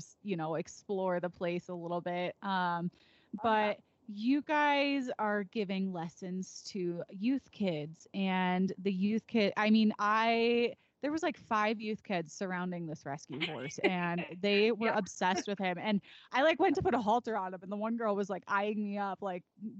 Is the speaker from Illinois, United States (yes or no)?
yes; Naperville, Illinois, United States; now in Colorado, United States; I'm from Naperville